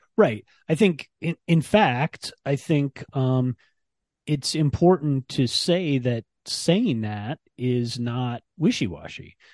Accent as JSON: {"language": "English", "town": "Ann Arbor", "region": "Michigan", "country": "United States", "tie": "born or raised there", "said": "I grew up in Ann Arbor"}